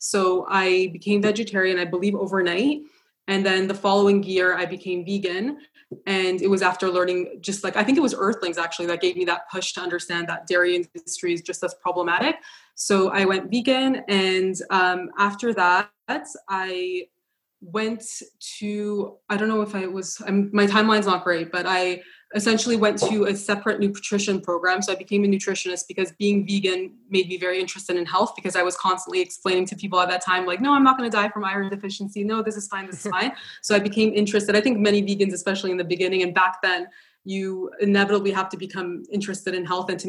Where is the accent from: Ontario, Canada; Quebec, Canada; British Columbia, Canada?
Ontario, Canada; No, I was born in Canada.